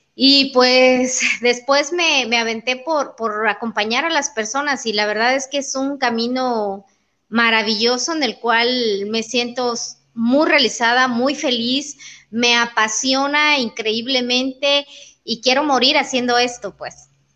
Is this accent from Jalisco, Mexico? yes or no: no; Comitán, Chiapas, Mexico; moved away as an adult; now in Tuxtla Gutiérrez, Mexico; nací en Comitán. Llevo más de 20 años viviendo en Tuxtla Gutiérrez